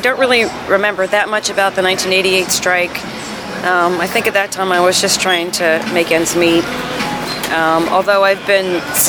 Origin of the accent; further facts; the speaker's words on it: Fort Lauderdale, Florida, United States; I'm from Fort Lauderdale, Florida